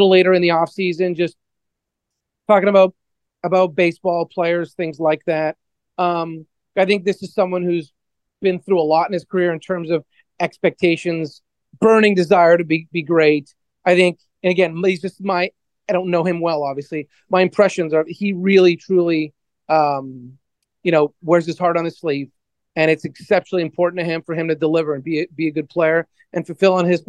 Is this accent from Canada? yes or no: yes; Canada; now in Atlanta, United States; being Canadian